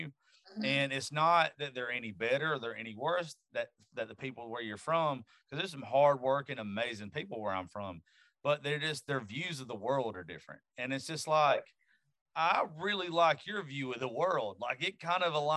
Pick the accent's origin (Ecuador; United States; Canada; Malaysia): United States; the South; I'm from the South